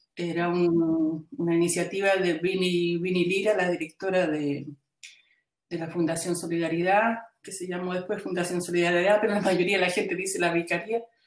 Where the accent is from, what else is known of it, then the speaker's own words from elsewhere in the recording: Chile; now in Belgium; yo salí eh, de Chile en el año 73, eh, luego en el 78 recién pudimos entrar a Chile